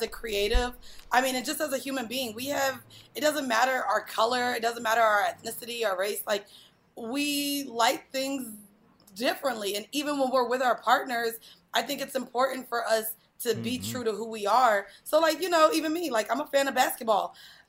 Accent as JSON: {"language": "English", "town": "Orlando", "region": "Florida", "country": "United States", "tie": "born or raised there", "said": "I grew up in Orlando, I'm a Magic fan."}